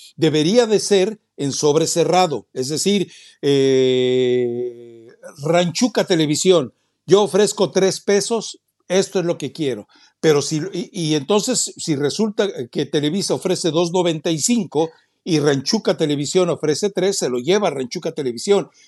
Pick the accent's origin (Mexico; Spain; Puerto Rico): Mexico; los mexicanos nos tragamos a la vaca